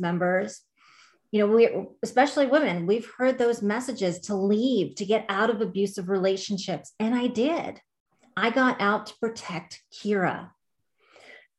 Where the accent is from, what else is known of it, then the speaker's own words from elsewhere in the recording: Long Island, New York, United States; I'm from Long Island